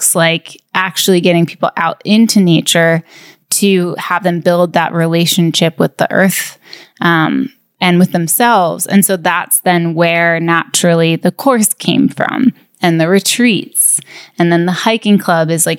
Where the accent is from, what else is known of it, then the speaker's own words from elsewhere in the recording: upstate New York, United States; moved away as an adult; now in Los Angeles, United States; I grew up in upstate New York